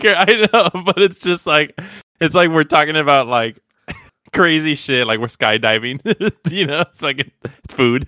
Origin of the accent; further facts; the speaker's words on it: United States; I'm American